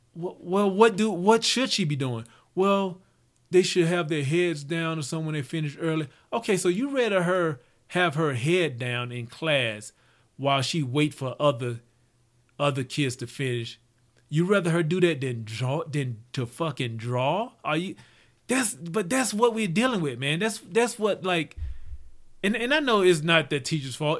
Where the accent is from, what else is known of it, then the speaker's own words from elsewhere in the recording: Mississippi, United States; growing up in Mississippi